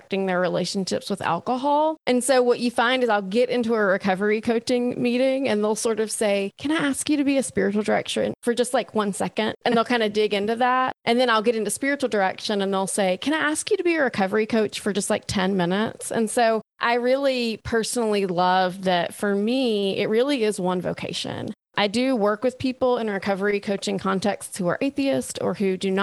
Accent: Alabama, United States; moved away as an adult; also born or lived in Texas / Oklahoma; now in Austin, United States; I'm from Alabama, born and raised there

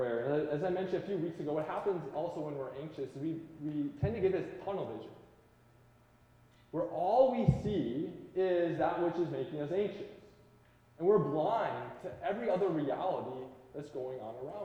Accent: Midwest, United States; now in Washington, United States; growing up in the Midwest

